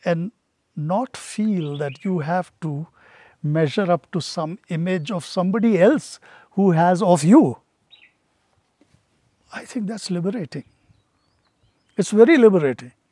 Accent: Hyderabad, Telangana, India; also born or lived in Patiala; I was born just after partition and I was born in Patiala. All my relatives are up north, but I was raised in Hyderabad.

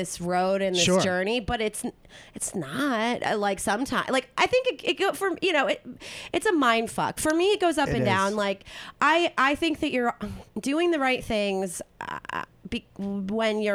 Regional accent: East Coast, United States; moved away as an adult; also born or lived in Philadelphia / Bay Area; now in California, United States; I'm from the East Coast, but I've lived on the West Coast for 12

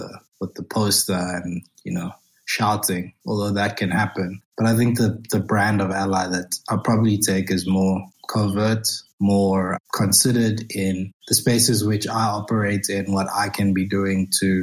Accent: South Africa; I'm a South African male.

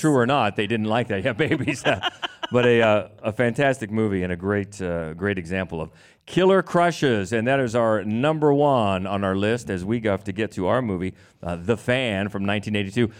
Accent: Ohio, United States; I grew up mainly in Ohio

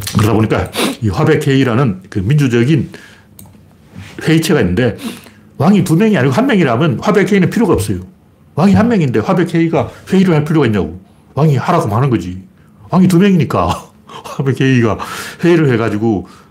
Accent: Gyeongju, North Gyeongsang, South Korea; moved away; 제가 태어난 동네가 옛날 그 경주 신라

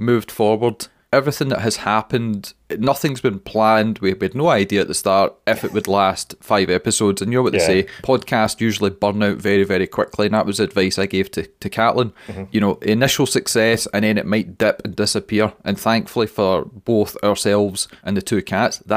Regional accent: Scotland, United Kingdom; we're Scottish

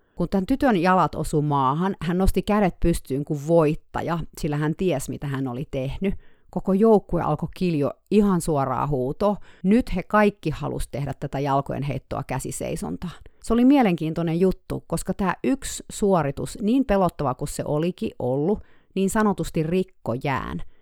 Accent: Finland; moved away as an adult; now in California, United States; mä tulin Suomesta

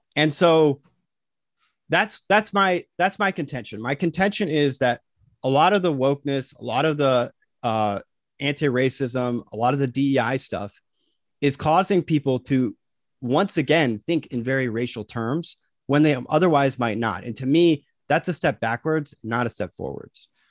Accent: United States; we were raised in the United States.

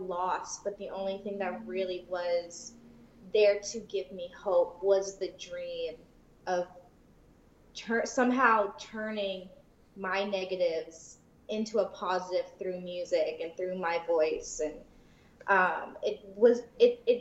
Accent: Oregon, United States; also born or lived in Da Nang, Vietnam / Ohio; I grew up in Ohio for a little, and then we moved to Oregon. Mm-hmm. And I grew up in Oregon.

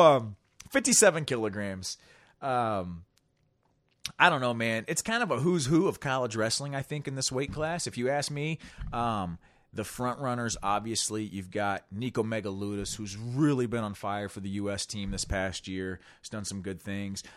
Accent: Dayton, Ohio, United States; we're from Dayton, Ohio. There's a, a school here called Wright

